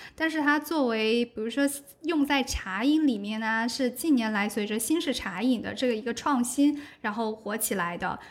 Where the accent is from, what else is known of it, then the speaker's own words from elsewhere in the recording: Guangdong, China; 我是广东人，所以我觉得像我在广州跟我身边的人的日常饮食其实都挺清淡的